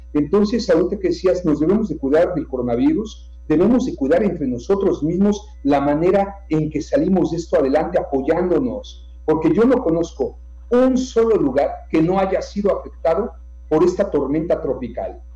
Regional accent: Yucatán, Mexico; como yucatecos también, como mexicanos

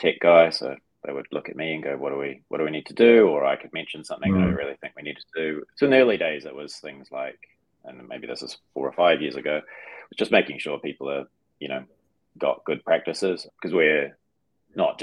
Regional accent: New Zealand; also born or lived in United Kingdom; as a New Zealander

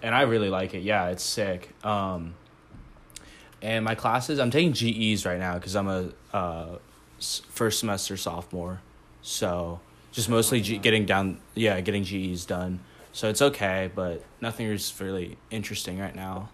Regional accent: Eugene, Oregon, United States; moved away; I'm from Eugene, like where the U of O's

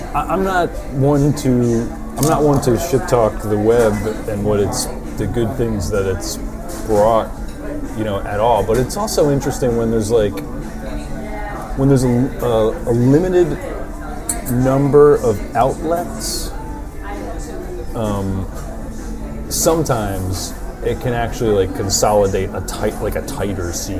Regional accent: Bloomfield, New Jersey, United States; but Bloomfield it had a I guess when I was growing up it had a kind of a, it was kind of a geriatric town

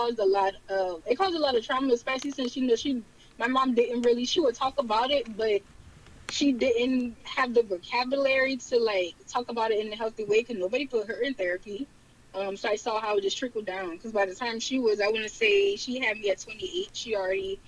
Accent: Charleston, South Carolina, United States; born or raised there; accent: Geechee

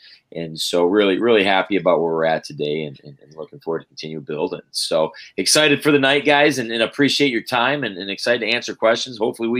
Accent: Lapeer, Michigan, United States; moved away as an adult; also born or lived in Minnesota; now in Fargo, United States; born and raised right outside of Flint, Michigan, in a town called Lapeer.

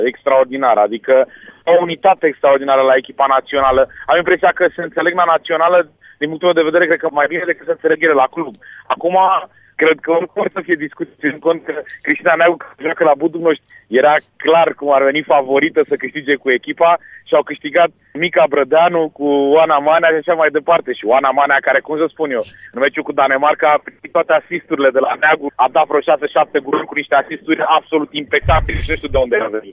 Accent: Romania; sunt mândru că sunt român

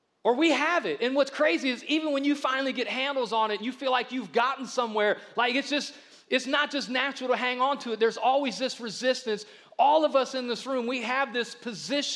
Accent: the South, United States; since I'm from the South, I lean with Alabama

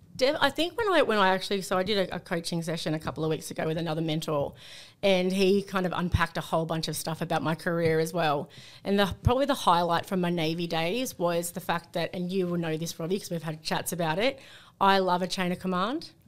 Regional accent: Sydney, New South Wales, Australia; also born or lived in North Coast, New South Wales; growing up in Sydney

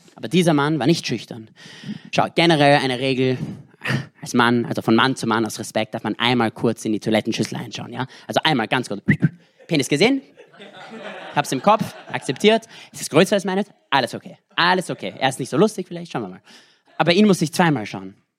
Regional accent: Vienna, Austria; first language English; German is a second language; ich bin in Wien in Österreich aufgewachsen

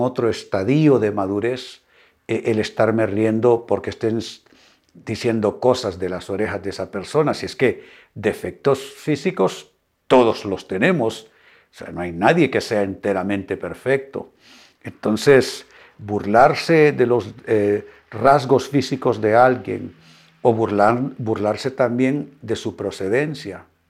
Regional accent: Honduras; Honduras, mi país

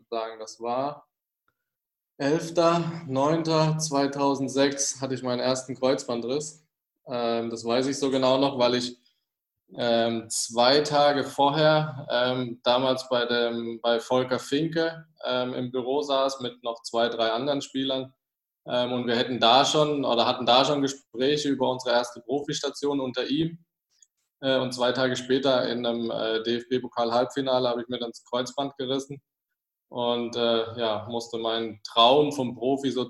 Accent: Freiburg, Baden-Württemberg, Germany; Ja, ich bin ja äh, gebürtig aus Freiburg, also ich komme ja vom Umland

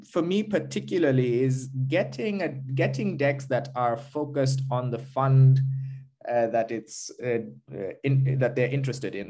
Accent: Kenya; now in Berlin, Germany; I am Kenyan

